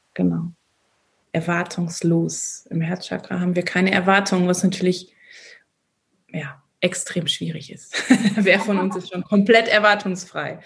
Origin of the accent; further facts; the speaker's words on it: Bochum, North Rhine-Westphalia, Germany; moved away as an adult; now in Austria; ich war ein Kind oder ich bin ein Kind des Ruhrgebiets. Ich liebe Bochum